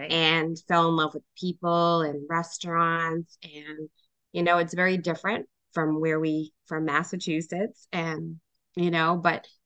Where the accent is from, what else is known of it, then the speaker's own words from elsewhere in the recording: India; culturally for us Rafael being Puerto Rican and me being Indian right.